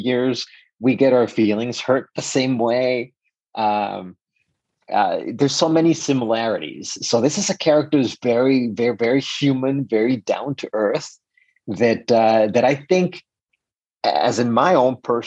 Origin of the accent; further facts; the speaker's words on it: Mexico; moved away as an adult; now in United States; I am 100% Mexican. I was born and raised in Mexico